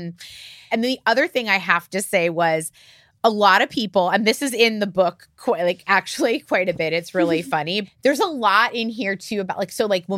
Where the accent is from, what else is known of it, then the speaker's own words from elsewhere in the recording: Florida, United States; I grew up in Florida